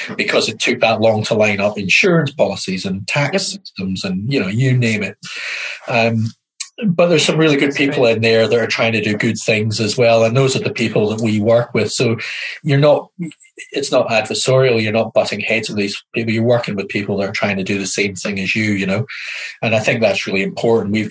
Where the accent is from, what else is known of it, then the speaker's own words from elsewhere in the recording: Highlands of Scotland, United Kingdom; accent: Scottish; moved away as an adult; now in New Zealand; I was brought up in the Highlands of Scotland